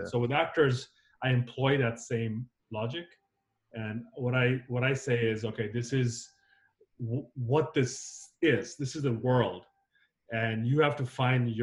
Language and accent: English; United States; moved away as an adult; also born or lived in Zambia / Nigeria; now in Los Angeles, United States; I grew up in South and North Carolina